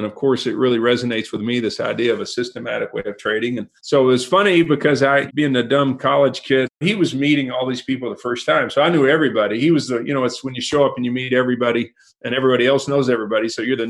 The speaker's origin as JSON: {"language": "English", "town": "Canadian", "region": "Texas", "country": "United States", "tie": "born or raised there", "said": "I grew up in Canadian. My family's been here for four generations"}